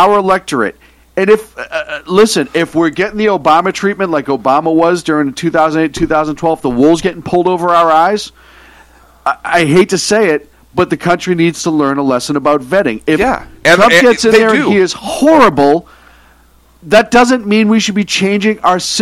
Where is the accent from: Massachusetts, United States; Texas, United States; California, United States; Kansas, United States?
Massachusetts, United States; Boston; now in West Coast, United States; growing up in the Northeast in Boston